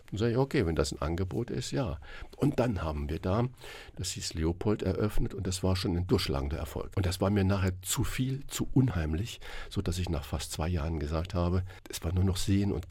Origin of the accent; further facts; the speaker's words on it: Saarland, Germany; born there; ich bin ja gebürtiger Saarländer.